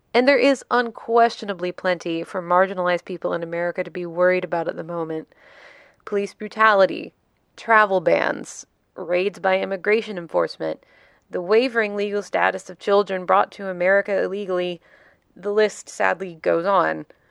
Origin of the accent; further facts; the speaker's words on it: the American South, United States; my own biography as a Southerner